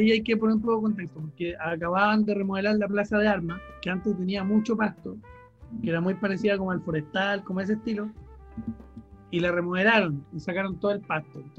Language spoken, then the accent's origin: Spanish; Chile; para nosotros como chilenos